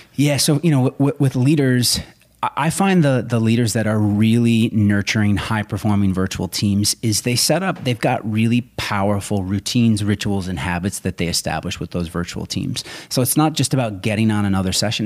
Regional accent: Rochester, Minnesota, United States; I grew up in southern Minnesota

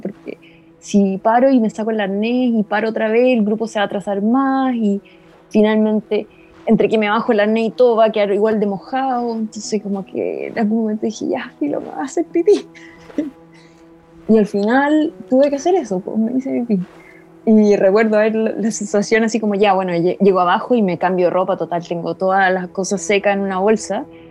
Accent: Punta Arenas, Magallanes and Chilean Antarctica, Chile; moved away as an adult; also born or lived in central zone, Chile; soy de Punta Arena

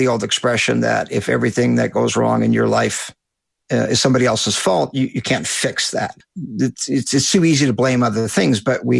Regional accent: Canada; I'm a Canadian, as you know, and I initially started my business in 1987.

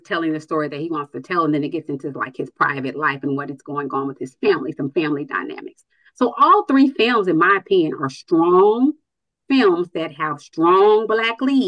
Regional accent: Nashville, Tennessee, United States; now in Atlanta, United States; I'm from Nashville

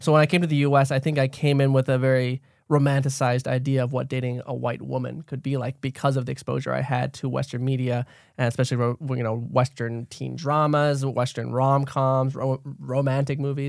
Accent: Thailand; now in United States; I grew up in Thailand, being Lao

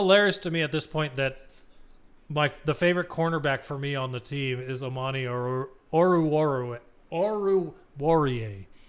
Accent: Arizona, United States; We're from Arizona

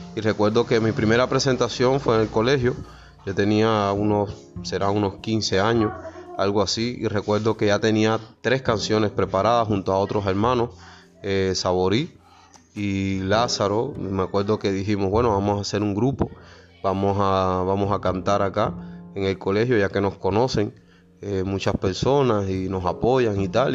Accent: Guantánamo, Cuba; moved away; also born or lived in Havana; desde los 13 años escribía mis primeras composiciones allá en mi tierra natal, Guantánamo

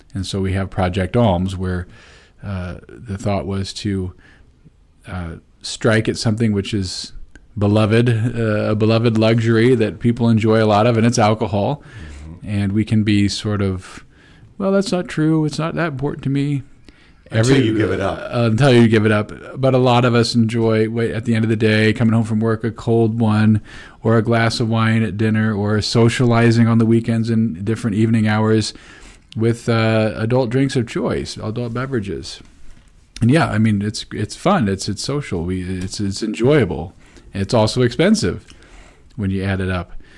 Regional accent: Peoria, Illinois, United States; moved away; When I was from Peoria, you know, you would go out and eat dinner after Ash Wednesday

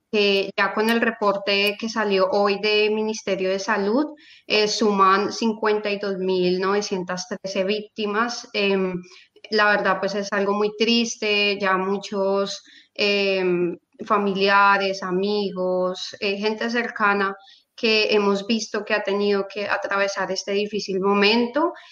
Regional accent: Colombia; nosotros como colombianos lo hemos vivido

